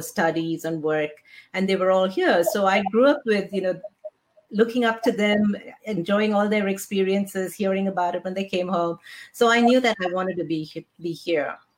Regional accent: India; now in United States; I grew up in India

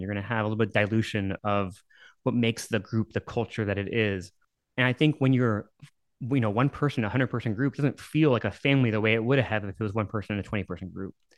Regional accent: Dallas, Texas, United States; also born or lived in New York / Massachusetts / San Antonio; I was born in New York and I moved to Dallas when I was nine. Then, you know, grew up my formative years here

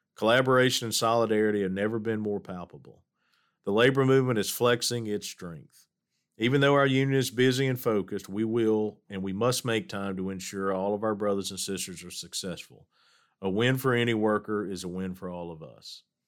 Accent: Hattiesburg, Mississippi, United States; As the son of a letter carrier growing up in Hattiesburg, Mississippi

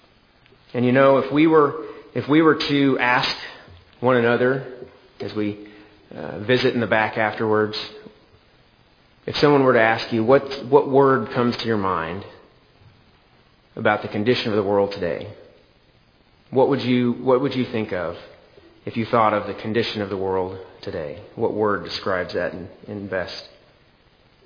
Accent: Lone Jack, Missouri, United States; also born or lived in Oak Grove, Missouri; I grew up in Lone Jack, next door to my grandparents and aunt and uncle on one side

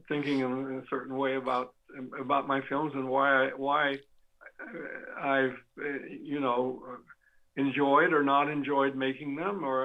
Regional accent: Klamath Falls, Oregon, United States; I'm a guy who was born and brought up in Klamath, not born, but brought up in Klamath Falls, Oregon

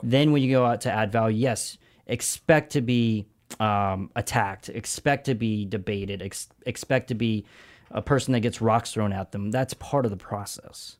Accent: Augusta, Georgia, United States; moved away as an adult; also born or lived in Brooklyn, New York / Los Angeles, California / La Jolla, California; I'm from a town called Augusta, Georgia

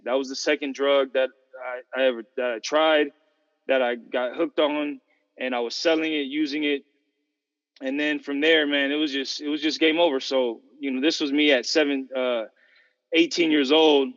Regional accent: San Fernando Valley, Southern California, United States; I'm from Southern California, grew up in S, San Fernando Valley, Santa Cruz Valley

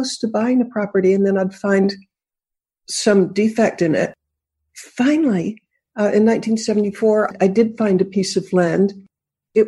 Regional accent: Boston, Massachusetts, United States; moved away; also born or lived in California; I grew up in Boston.

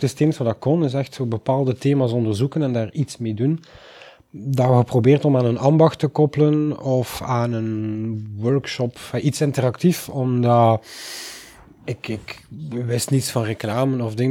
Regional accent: Oosterzele, Flanders, Belgium; ik kom uit Oosterzelen

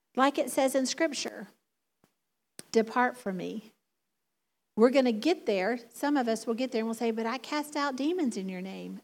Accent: the South, United States; accent: Southern; now in Michigan, United States; my Southern drawl, my Southern accent

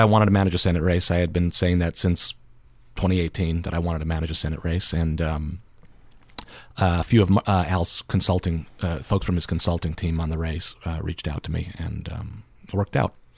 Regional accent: New Jersey, United States; moved away as an adult; now in Alaska, United States; I'm originally from New Jersey

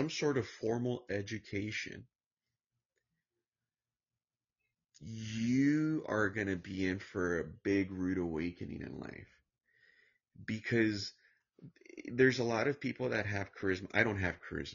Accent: Santa Ana, California, United States; I grew up in Santana, California. In the ghetto, in the worst part of Southern California.

